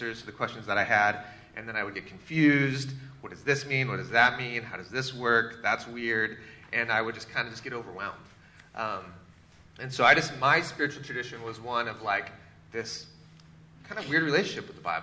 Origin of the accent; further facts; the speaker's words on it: Seattle, Washington, United States; I grew up in the Pacific Northwest, in Seattle area, and grew up in the church.